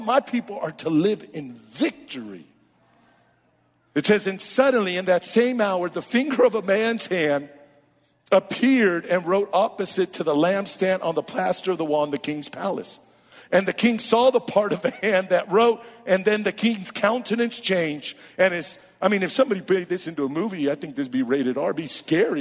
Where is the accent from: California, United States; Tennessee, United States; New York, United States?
California, United States; Oakland; I was born and raised in Oakland